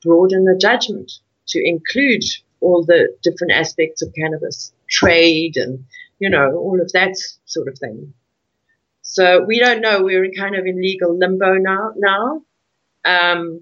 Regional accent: South Africa; my ancestors came here in 1820, so I'm very much entrenched as a South African

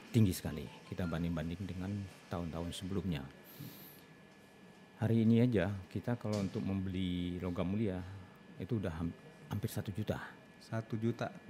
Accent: Bukittinggi, West Sumatra, Indonesia; pernah di Lampung, pernah di Pulau Bangka, pernah di Jambi, pernah di kampung halaman saya sendiri Bukit Tinggi, pernah ke Bungkulu, ke Lubuk Linggau, ke Curug.

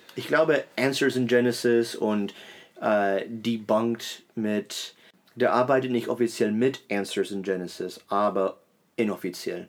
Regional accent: Berlin, Germany; ich bin eben in Berlin groß geworden

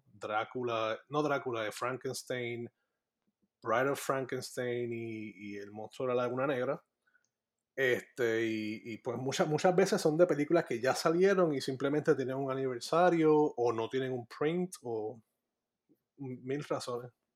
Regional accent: Puerto Rico; moved away as an adult; also born or lived in Maryland, United States; now in Florida, United States; yo crecí toda mi vida en el área metropolitana. así oh, Me, me, yo viví en, entre Tuabaja y Dorado este, toda mi vida.

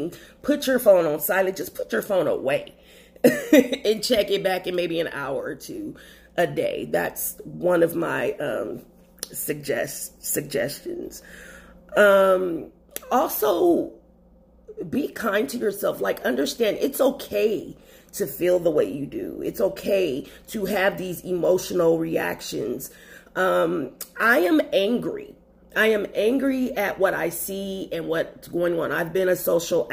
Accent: Los Angeles, California, United States; moved away as an adult; now in Texas, United States; I'm from Los Angeles, California, where racism takes on a more backhanded tone

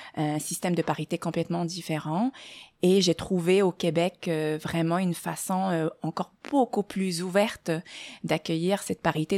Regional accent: Morocco; moved away as an adult; also born or lived in France / Germany; now in Montreal, Canada; je suis née euh, au Maroc. Euh, j'y ai, vécu mes premières 20 années.

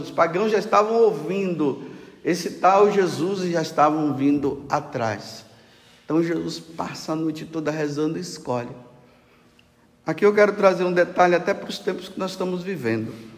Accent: Brazil; nós, hoje, como brasileiros

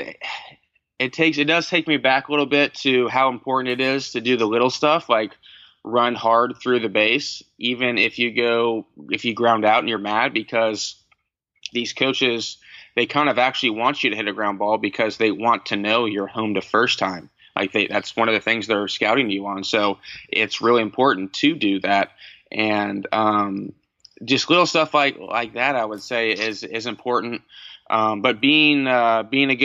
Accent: Cincinnati, Ohio, United States; growing up in Cincinnati, I was a Reds fan

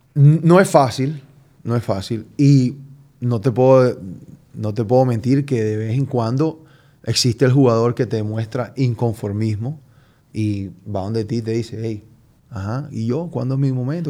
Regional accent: Colombia; yo soy colombiano

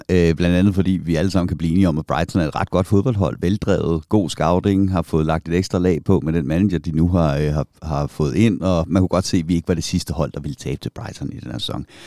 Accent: Køge, Zealand, Denmark; moved away; jeg var en ung, flot øh, fyr, der voksede op i Køge.

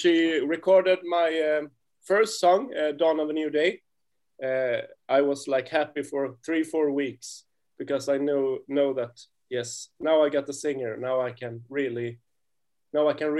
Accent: Sweden; we are a duo and we are from Sweden

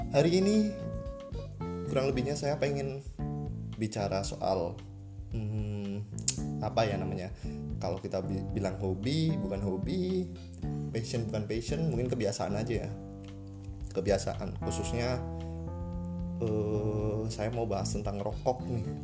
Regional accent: Central Java, Indonesia; saya sendiri pun berasal dari Jawa Tengah

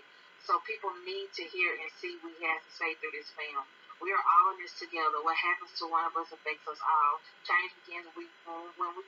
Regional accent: Alabama, United States; I am from Alabama

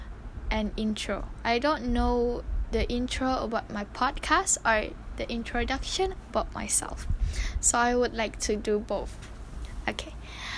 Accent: Sandakan, Sabah, Malaysia; my hometown is in Sandakan, Sabah

